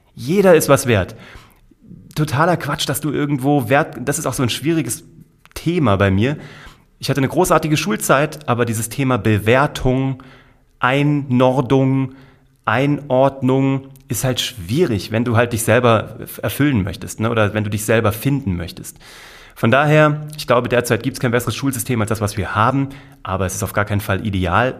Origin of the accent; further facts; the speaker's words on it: Kassel, Hesse, Germany; Ich war Zauberkünstler in Kassel, wo ich herkomme